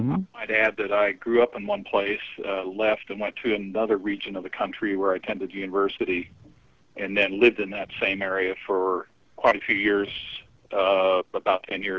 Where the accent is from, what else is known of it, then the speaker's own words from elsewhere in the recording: Cheyenne, Wyoming, United States; moved away as an adult; also born or lived in St. Louis, Missouri; now in Chicago, United States; I was born and raised in Cheyenne, so I don't have the rural accent of Wyoming. And then I attended Washington University in St. Louis and lived there for quite a few years.